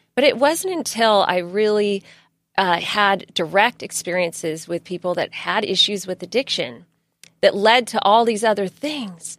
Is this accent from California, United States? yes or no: yes; San Diego County, California, United States; I grew up in San Diego County, and I grew up with a single mother